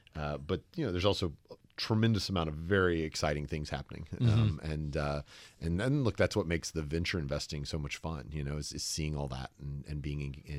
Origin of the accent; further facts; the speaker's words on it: the South, United States; accent: slight Southern; People are usually surprised to learn that I'm from the South